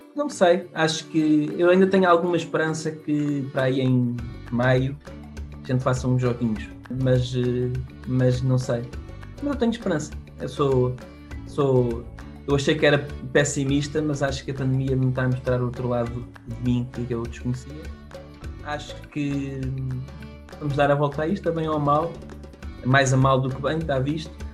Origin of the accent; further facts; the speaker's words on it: Portugal; somos portugueses